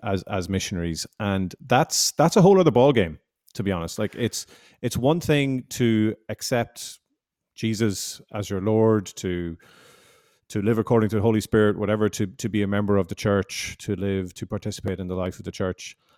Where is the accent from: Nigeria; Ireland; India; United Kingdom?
Ireland; also born or lived in Canada; I'm, I'm from Ireland. I'm Irish